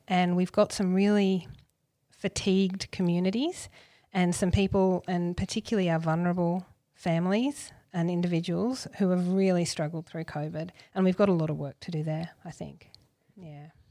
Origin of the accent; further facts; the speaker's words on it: Gold Coast, Queensland, Australia; I grew up on the Gold Coast.